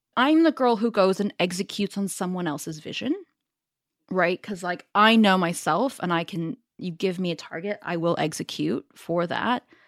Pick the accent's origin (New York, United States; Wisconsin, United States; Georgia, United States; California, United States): California, United States; Silicon Valley; accent: Northern California; moved away as an adult; also born or lived in Paris, France; now in London, United Kingdom; I grew up in the Silicon Valley, born and raised.